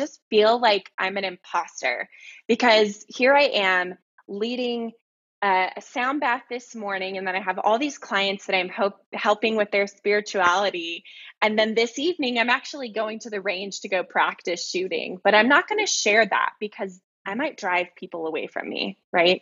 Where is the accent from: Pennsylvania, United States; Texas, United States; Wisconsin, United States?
Texas, United States; moved away as an adult; also born or lived in Hawaii / San Diego; I come from Texas. I'm from the South, you know, and I grew up around guns and hunting